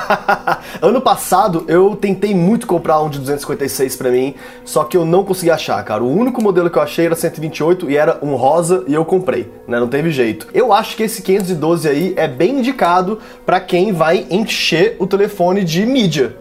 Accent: Brasília, Federal District, Brazil; moved away as an adult; now in São Paulo, Brazil; eu sou de Brasília, mas eu moro aqui em São Paulo há quase 10 anos já

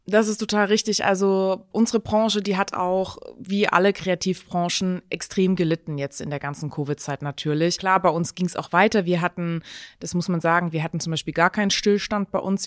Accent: Stuttgart, Baden-Württemberg, Germany; moved away as an adult; also born or lived in Hamburg; now in Mainz, Germany; ich komme aus Stuttgart

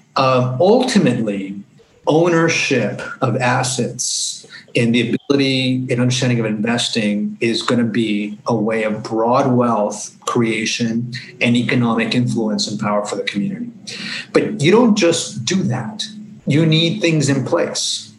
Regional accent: Los Angeles, California, United States; growing up in Los Angeles, to the Mexican American community.

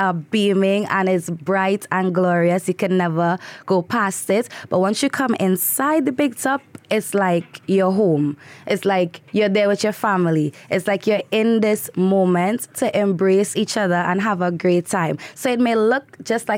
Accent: Trinidad & Tobago; moved away; I'm from Trinidad

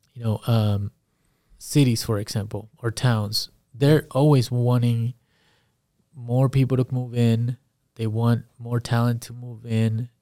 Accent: Perry, Iowa, United States; also born or lived in Guatemala / California; I grew up in Perry

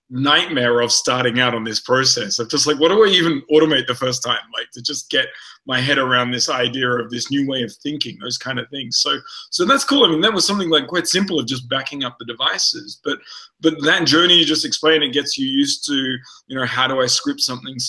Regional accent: Adelaide, South Australia, Australia; now in California, United States; we're both from Adelaide

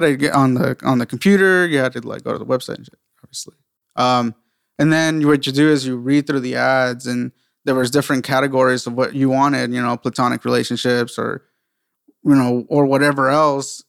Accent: San Diego, California, United States; also born or lived in South Carolina; I'm originally from San Diego as well

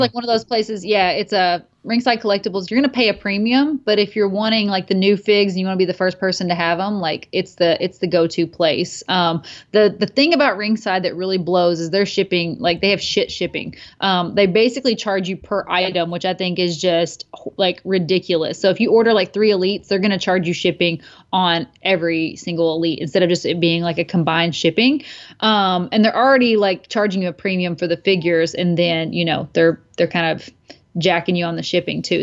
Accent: Kentucky, United States; moved away; my hometown of Kentucky

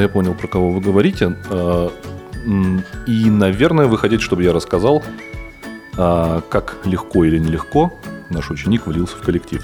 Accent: Saint Petersburg, Russia; я из Петербурга

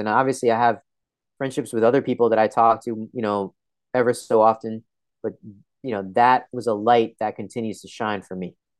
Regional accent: Edison, New Jersey, United States; I was born in Edison, New Jersey

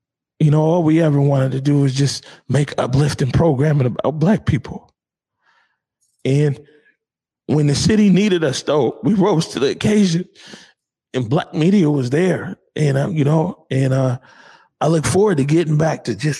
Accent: Seattle, Washington, United States; I'm from the Central District of Seattle

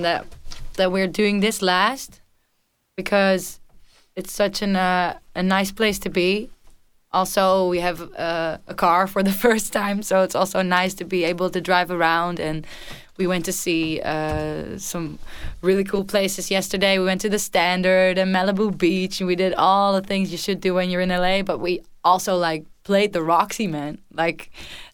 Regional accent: The Hague, South Holland, Netherlands; English is a second language; moved away as an adult; now in Haarlem, Netherlands; I'm from The Hague, it's where I grew up, but I just moved to Haarlem

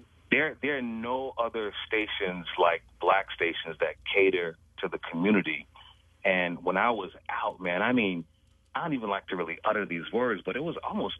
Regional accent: Chicago, Illinois, United States; I grew up in Englewood on the south side

